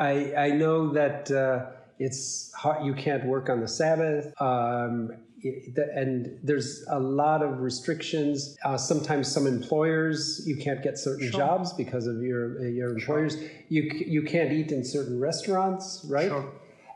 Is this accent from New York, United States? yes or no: yes; New York, United States; I can say this as a New Yorker.